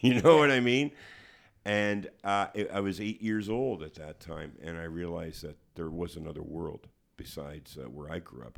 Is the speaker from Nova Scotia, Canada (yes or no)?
no; Hamilton, Ontario, Canada; growing up on East thirty-sixth Street in Hamilton